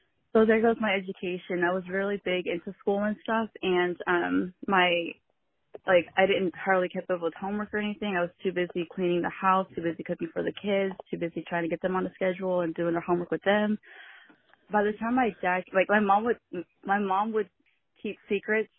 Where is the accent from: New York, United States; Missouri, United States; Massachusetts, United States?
Missouri, United States; I grew up in Missouri